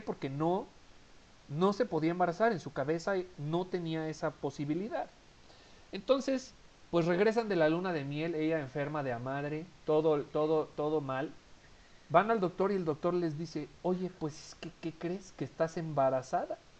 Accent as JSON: {"language": "Spanish", "region": "Mexico City", "country": "Mexico", "moved": "yes", "said": "Mi familia vive en Ciudad de México, de donde yo soy originario. Yo actualmente no vivo en Ciudad de México"}